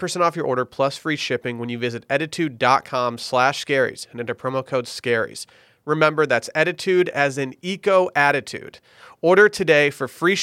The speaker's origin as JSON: {"language": "English", "area": "near Traverse City", "region": "Michigan", "country": "United States", "tie": "born or raised there"}